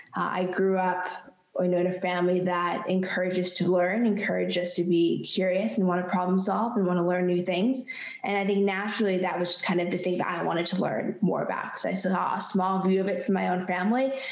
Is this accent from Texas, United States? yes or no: no; California, United States; I grew up in California where water was a huge issue, always in the minds of everyone